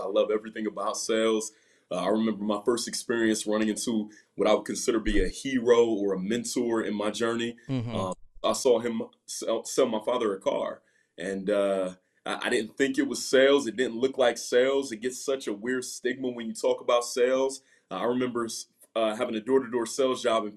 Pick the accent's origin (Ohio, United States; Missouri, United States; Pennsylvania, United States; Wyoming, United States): Ohio, United States; I'm from Ohio